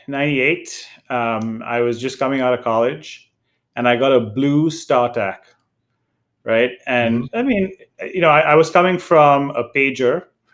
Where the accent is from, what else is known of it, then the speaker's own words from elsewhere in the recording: India; now in United States; And then again, as Paul mentioned, I came from India, and over the years, you know, early on, you would get newer phones in Asia, right?